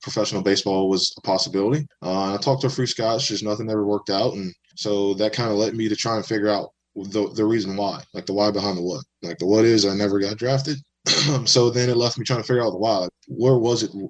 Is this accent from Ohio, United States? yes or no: no; Baton Rouge, Louisiana, United States; moved away as an adult; also born or lived in New Orleans, Louisiana / Western Massachusetts / Kansas / Florida; So home for me is Baton Rouge, Louisiana. I grew up there. I was raised there. I was born there